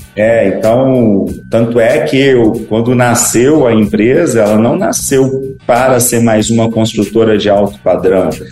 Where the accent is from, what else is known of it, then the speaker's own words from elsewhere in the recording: Espírito Santo, Brazil; also born or lived in Ipatinga, Minas Gerais; quando meus pais se separaram, eu fui para o Espírito Santo com a minha mãe, é, onde meus avós já moravam.